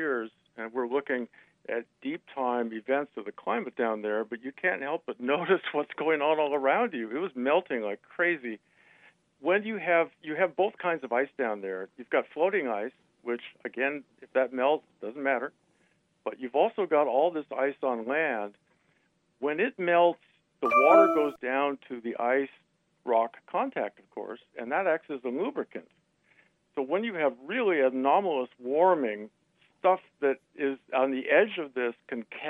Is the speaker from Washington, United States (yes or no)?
yes; Seattle, Washington, United States; I grew up in Seattle.